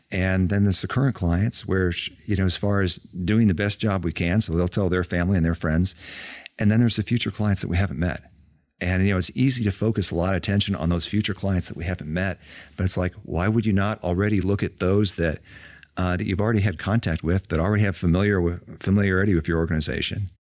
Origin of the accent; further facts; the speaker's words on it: Illinois, United States; moved away as an adult; now in Georgia, United States; growing up in Illinois